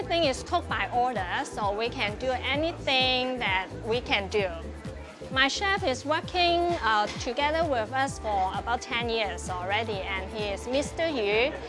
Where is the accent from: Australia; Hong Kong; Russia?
Hong Kong; We came from Hong Kong.